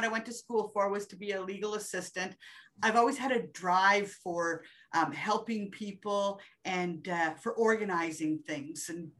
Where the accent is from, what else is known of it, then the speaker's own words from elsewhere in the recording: New Brunswick, Canada; also born or lived in Germany / Petawawa / Sudbury; I'm born in New Brunswick, so I am from the East Coast, then to Germany, then to Petawawa.